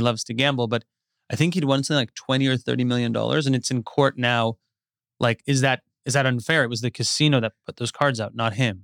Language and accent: English; Westlake Village, California, United States; I grew up in Westlake Village.